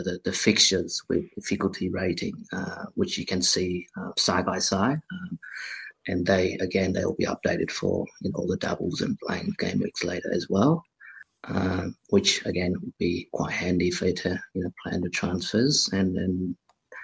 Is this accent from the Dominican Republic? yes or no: no; Canberra, Australian Capital Territory, Australia; I'm from Canberra